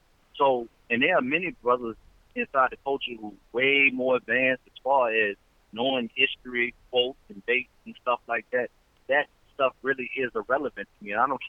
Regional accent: the South, United States; I'm not in New York. I'm not in California. Mm-hmm. I'm not in Jersey. I'm not up north. You know, I'm from the South.

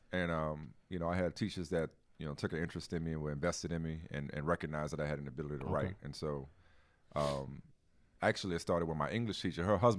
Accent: New Orleans, Louisiana, United States; No, I grew up in New Orleans, man.

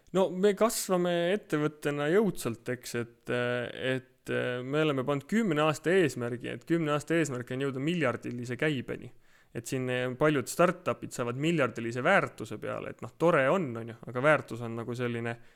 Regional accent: Tartu, Tartu County, Estonia; ma olen Tartust pärit

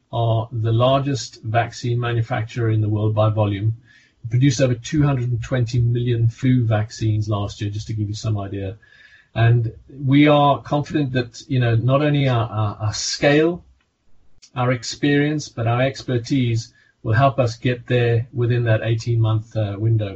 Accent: South Africa; accent: South African; also born or lived in Hampshire; now in United Kingdom; You can hear by my accent, I'm originally South African.

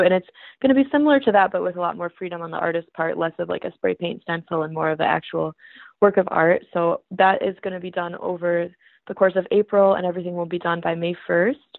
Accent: Hudsonville, Michigan, United States; now in Grand Rapids, United States; I'm from Hudsonville, it's really close by, about a half hour away

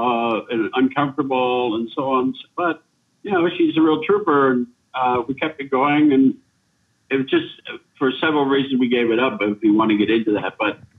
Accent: Niagara Falls, Ontario, Canada; moved away as an adult; also born or lived in Westphalia, Germany; now in Berlin, Germany; I was born in Niagara Falls, Ontario, and grew up in a village nearby.

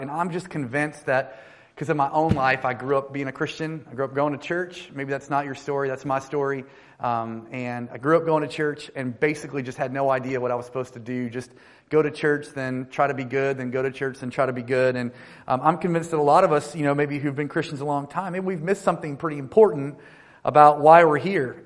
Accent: North Carolina, United States; I lead a church uh, called One Harbor in North Carolina, actually in my hometown.

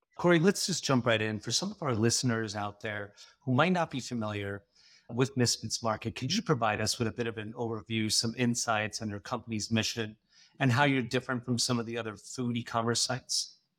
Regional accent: India; Being Indian

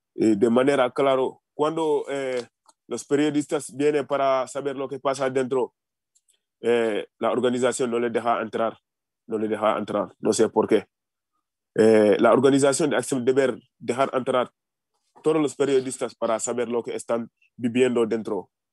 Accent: Senegal; Spanish is a second language; moved away as an adult; now in Spain

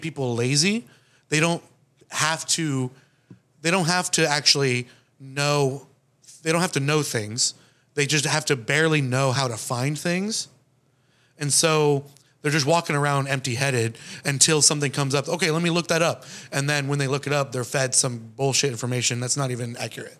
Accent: Florida, United States; I'm from um, Florida

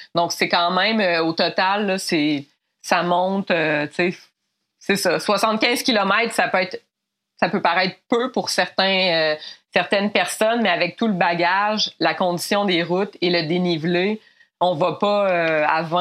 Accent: Mont-Laurier, Quebec, Canada; je viens de, de Mont-Laurier

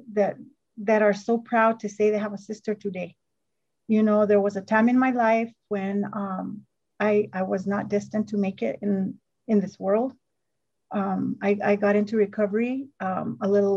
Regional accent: Northern New Mexico, United States; I am from Northern New Mexico

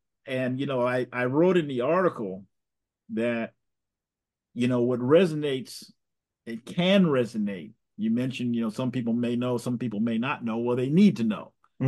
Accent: Arkansas, United States; born there; I was born in Jim Crow, Arkansas in 1954.

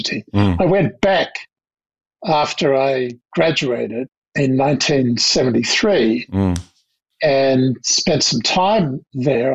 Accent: Sydney, New South Wales, Australia; accent: Australian; moved away as an adult; also born or lived in London / Canberra; now in United States; I grew up in Castle Crag on the North Shore of Sydney. But I was very much a Sydney boy

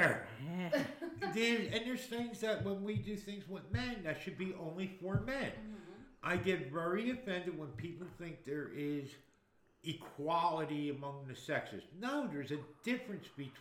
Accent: Newark, New Jersey, United States; I grew up in Newark, New Jersey

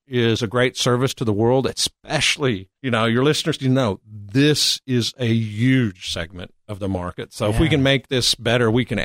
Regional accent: Nebraska, United States; now in Austin, United States; Well, I mean, I think what I got most important is I met my lovely wife in Nebraska.

